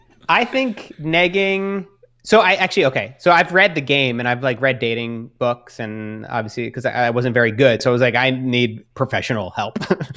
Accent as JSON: {"language": "English", "country": "Australia", "lives_now": "New York, United States", "said": "being in New York, being Australian, there's not a whole lot of them there."}